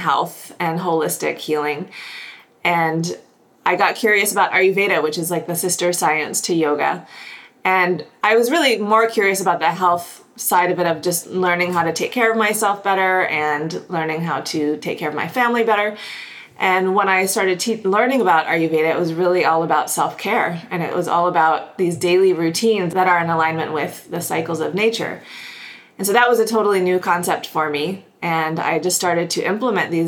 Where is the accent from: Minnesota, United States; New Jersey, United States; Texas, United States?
Texas, United States; Houston; moved away as an adult; also born or lived in upstate New York / New York City; now in Kelowna, Canada; I grew up in Houston, Texas.